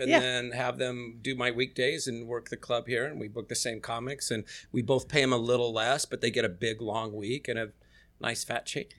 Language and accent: English; Sacramento, California, United States; where are you from? I go, Sacramento.